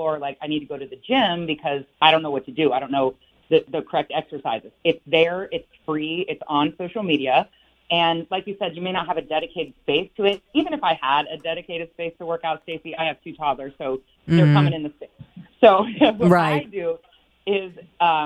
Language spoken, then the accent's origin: English; Westerville, Ohio, United States; now in Northern Virginia, United States; I'm actually in Northern Virginia, right outside D.C., but I grew up in Westerville, Ohio.